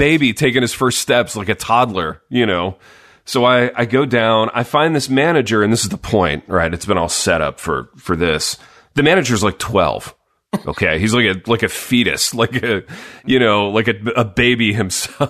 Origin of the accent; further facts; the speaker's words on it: Midwest, United States; growing up in the Midwest